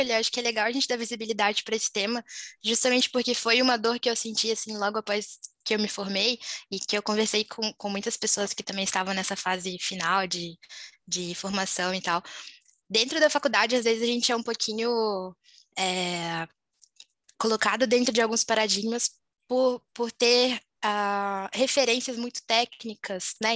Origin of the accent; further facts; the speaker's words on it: Volta Redonda, Rio de Janeiro, Brazil; moved away as an adult; also born or lived in Juiz de Fora, Minas Gerais; eu sou de Volta Redonda, interior do Rio, mas costumo falar que eu sou mineirinha de coração aí, por ter morado em Juiz de Fora